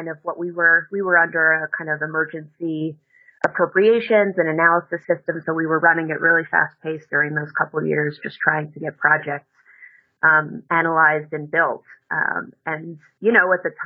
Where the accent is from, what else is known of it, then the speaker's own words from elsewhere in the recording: New York, United States; moved away as an adult; also born or lived in New Orleans; I grew up in New York and went to college down in New Orleans at Tulane University.